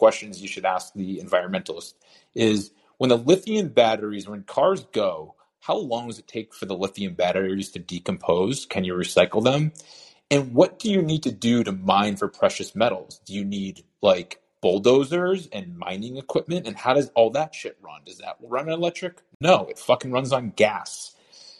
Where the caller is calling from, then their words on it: Massachusetts, United States; also born or lived in South Carolina; I'm calling you from the People's Republic of Massachusetts